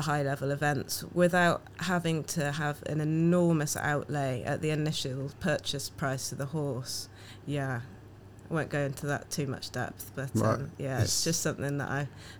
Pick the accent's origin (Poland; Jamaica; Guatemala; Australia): Jamaica; I'm Jamaican, walking around a town that's not diverse, and people ask, where are you from?